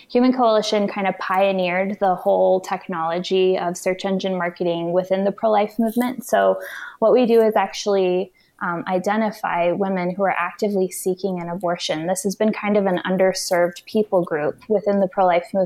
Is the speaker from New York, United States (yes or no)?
no; Houston, Texas, United States; I'm from Houston